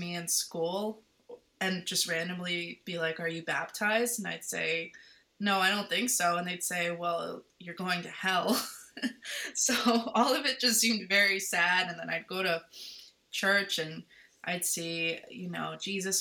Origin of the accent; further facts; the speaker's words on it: Baltimore, Maryland, United States; I was born and raised in Baltimore, Maryland, to a non-religious family